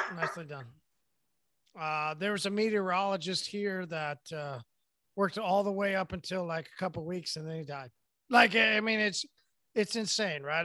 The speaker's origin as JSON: {"language": "English", "region": "Midwest", "country": "United States", "said": "I'm from the Midwest. We say Merry Christmas"}